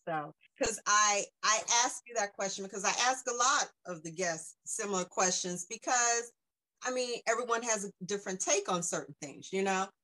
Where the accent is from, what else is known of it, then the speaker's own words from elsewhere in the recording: South Carolina, United States; also born or lived in North Jersey / Bucks County, Pennsylvania; now in Holland, Pennsylvania, United States; I'm from South Carolina originally, but I lived in um, North Jersey